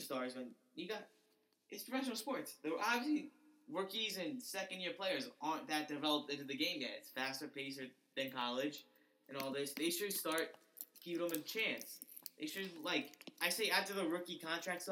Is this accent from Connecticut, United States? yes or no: yes; Connecticut, United States; I'm from Connecticut